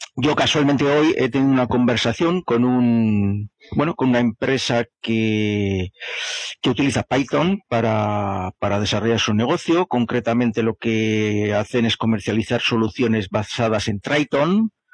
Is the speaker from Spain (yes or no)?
yes; Bilbao, Basque Country, Spain; De Bilbao.